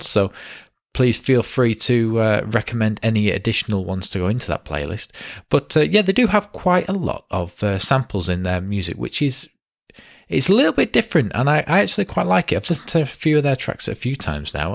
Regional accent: Ramsbottom, North West England, United Kingdom; our little town of Ramsbottom

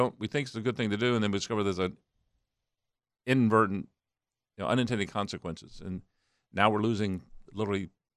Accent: Chesapeake, Virginia, United States; I grew up in Chesapeake, Virginia

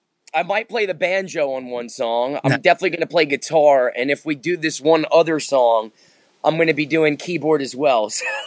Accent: Manhattan, New York, United States; born there; also born or lived in New Jersey / Yonkers; I was born in Manhattan in the Bronx. I lived there for a little bit. Then we moved over to Jersey. Then we moved back to Yonkers. So I can say I was in the tri-state area most of my adult life.

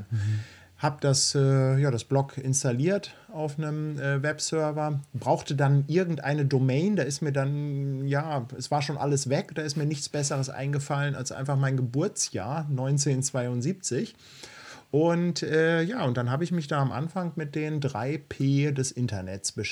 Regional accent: Bielefeld, North Rhine-Westphalia, Germany; moved away as an adult; now in Hamburg, Germany; Ich bin kein Hamburger Kind, weil ursprünglich komme ich ja aus Bielefeld.

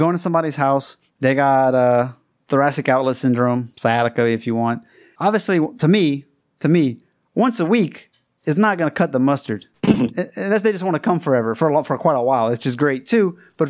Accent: Louisiana, United States; moved away as an adult; now in China; I grew up in Louisiana.

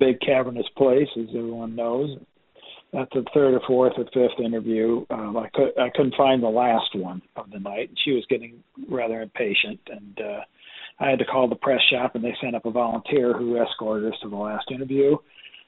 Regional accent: Iowa, United States; moved away as an adult; also born or lived in Washington, D.C. / New York; I grew up in Iowa, and it's rather colder in the wintertime

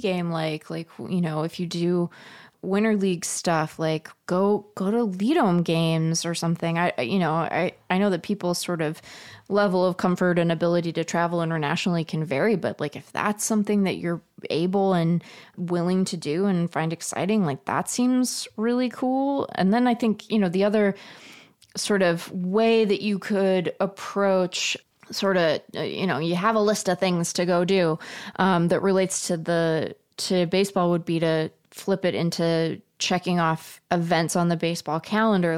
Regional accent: Seattle, Washington, United States; now in Tempe, United States; I'm a Mariners fan because I grew up in Seattle

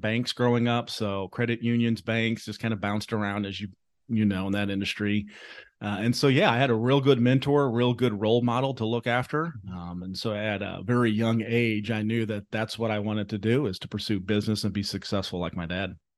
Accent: Jacksonville, Illinois, United States; moved away as an adult; also born or lived in South Carolina / Chicago; growing up in jacksonville illinois right outside of springfield

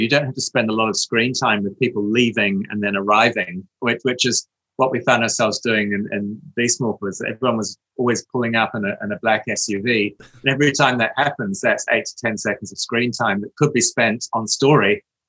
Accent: England, United Kingdom; I watched Doctor Who as a child growing up in England in the early 70s

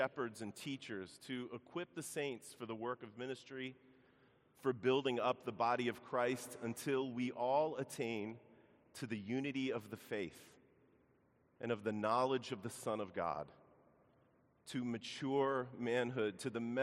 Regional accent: Baltimore, Maryland, United States; moved away; I grew up in Baltimore

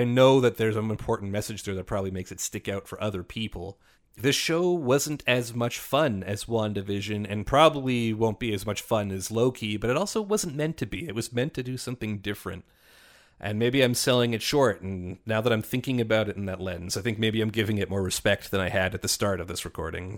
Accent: Canada; as a Canadian

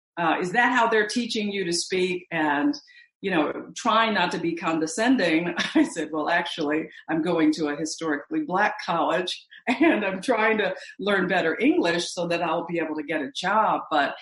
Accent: Missouri, United States; because most of my family, even though I grew up in Missouri, they migrated from Mississippi.

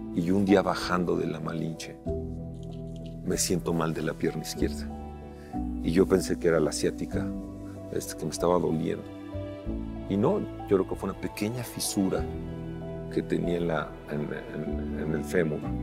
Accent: Mexico; also born or lived in California; Soy el primer mexicano que termina la triple corona.

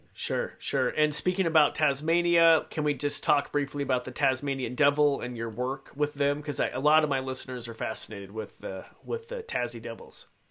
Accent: Idaho, United States; I grew up in Idaho

